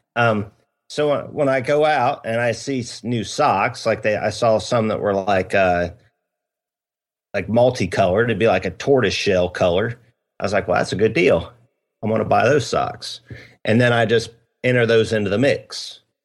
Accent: Ohio, United States; now in South Carolina, United States; we're both originally from Ohio

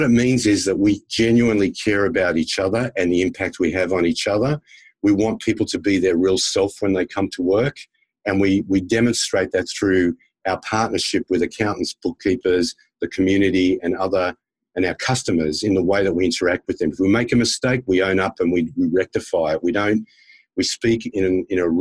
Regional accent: Australia; also born or lived in United States; as an Australian who lived in the US, actually lived in the US as a school kid and then worked with American companies for many years

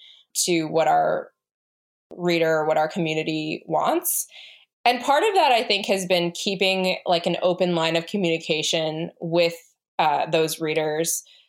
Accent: United States; we are an American family

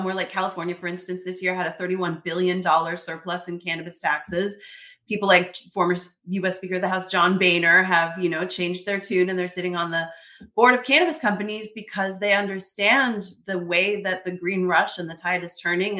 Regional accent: Canada; I'm Canadian

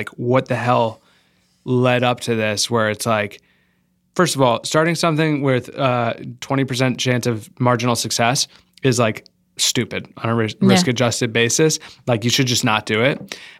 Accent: Rhode Island, United States; My family's from Rhode Island. I grew up in Rhode Island, but I was bor

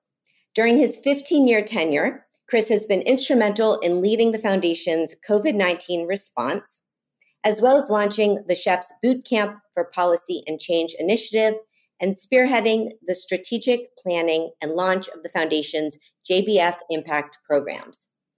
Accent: Miami, Florida, United States; I grew up in Miami

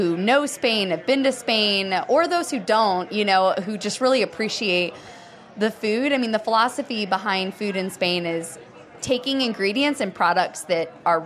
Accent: New Jersey, United States; also born or lived in Conway, South Carolina / Greenville, South Carolina; now in Asheville, United States; I was born in South Carolina, in Conway, actually, and lived in Greenville a little bit, moved up and grew up in New Jersey area

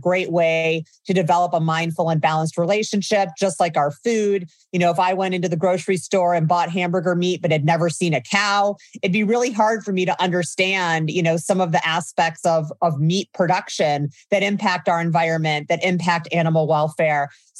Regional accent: Midwest, United States; moved away as an adult; So I grew up in the Midwest during the DARE era, started using cannabis as a young adult.

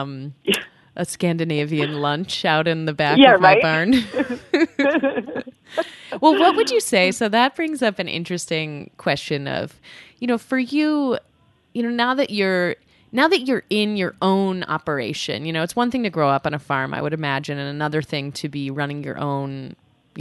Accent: New York City, New York, United States; I grew up in New York City primarily

